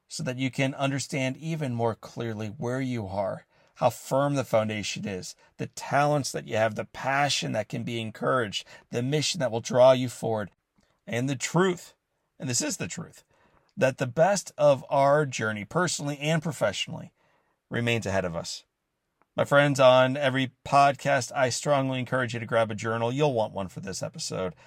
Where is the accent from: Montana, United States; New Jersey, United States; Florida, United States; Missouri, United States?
Missouri, United States; St. Louis; My hometown of Saint Louis is an awesome baseball town